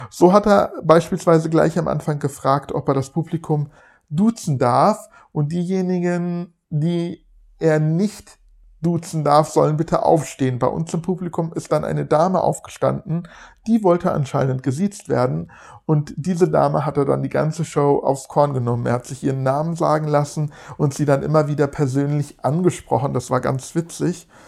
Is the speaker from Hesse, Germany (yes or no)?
yes; Frankfurt, Hesse, Germany; Ihr wisst, ich komme aus Frankfurt oder in der Nähe von Frankfurt.